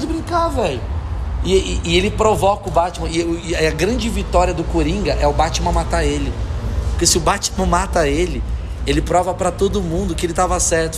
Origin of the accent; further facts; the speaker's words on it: Rio de Janeiro, Brazil; eu sou do Rio de Janeiro.